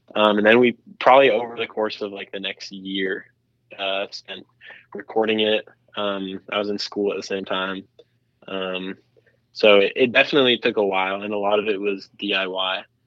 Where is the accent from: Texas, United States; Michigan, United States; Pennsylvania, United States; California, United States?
California, United States; Los Angeles; I grew up in Laurel Canyon